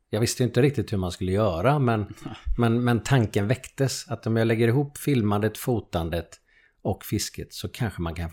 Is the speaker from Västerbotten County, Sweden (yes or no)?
no; Lerum, Västra Götaland, Sweden; also born or lived in Gothenburg; Jag flyttade från, från Göteborg till Lerum när jag var 7-8 år.